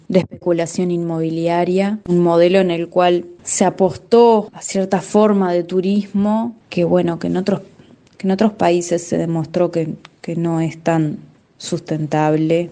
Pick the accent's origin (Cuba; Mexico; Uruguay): Uruguay; Piriápolis, Maldonado; Yo vivo en Piriápolis, soy de Piriápolis, soy de Piriápolis porque mi familia es de acá, pero también porque he elegido vivir acá